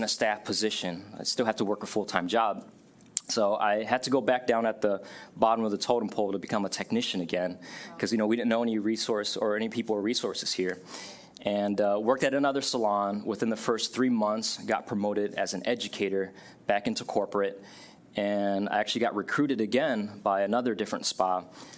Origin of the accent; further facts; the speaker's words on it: Buffalo, New York, United States; moved away; also born or lived in Vietnam / Ohio; we grew up in Buffalo